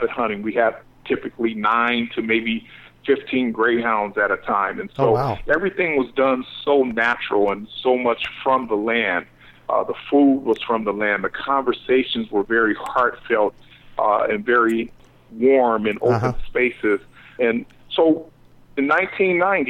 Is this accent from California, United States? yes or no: yes; Los Angeles, California, United States; growing up in South Central Los Angeles, in a really tough neighborhood